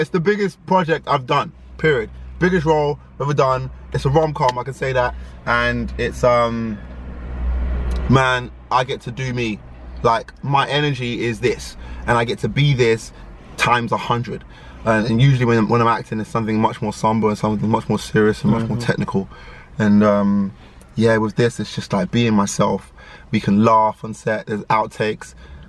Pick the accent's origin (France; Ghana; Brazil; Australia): Ghana; My Ghana passport's been, I'm Ghanaian. My Ghana passport's been expired for some time.